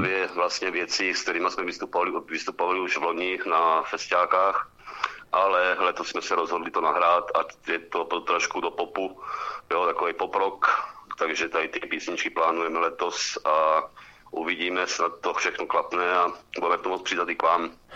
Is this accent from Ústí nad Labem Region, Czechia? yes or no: no; Pálava, South Moravian Region, Czechia; moved away as an adult; now in Zlín Region, Czechia; já pocházím od Palavy, jenom aby to všichni věděli, ale už jsme tady na Zlínsku 9 let